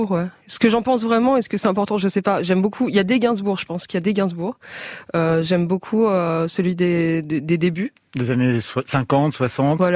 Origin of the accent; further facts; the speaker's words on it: Maisons-Alfort, Île-de-France, France; Et la j'ai grandi À, près de Créteil, à Maison Alfort.